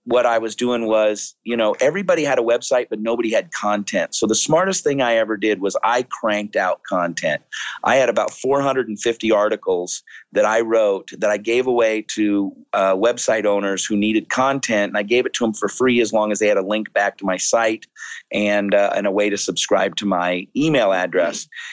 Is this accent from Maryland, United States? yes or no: no; Seattle, Washington, United States; moved away as an adult; now in Scottsdale, United States; I was born and raised in Seattle. I just moved to Scottsdale after 50 years in Seattle about 7 weeks ago